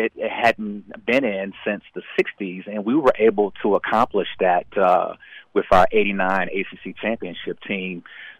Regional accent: Chapel Hill, North Carolina, United States; Chapel Hill being my hometown

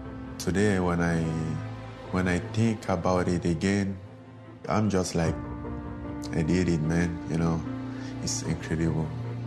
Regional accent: Cameroon; moved away; I grew up in Cameroon.

